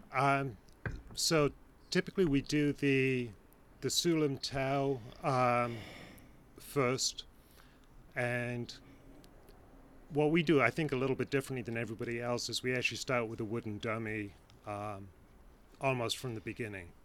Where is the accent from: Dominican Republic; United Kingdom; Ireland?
United Kingdom; England; now in Cleveland, United States; I'm English originally, but uh, moved here with my family uh, almost 30 years ago